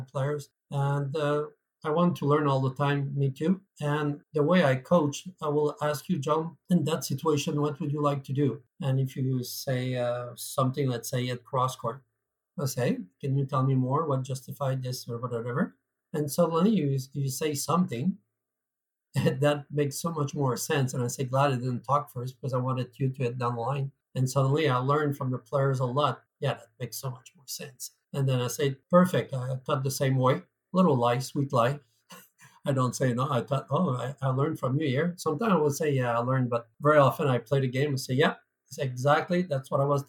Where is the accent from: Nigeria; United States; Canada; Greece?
Canada; accent: French Canadian; moved away as an adult; now in United Kingdom; for those who wonder what type of accent I am, I'm French Canadian. So I come from Canada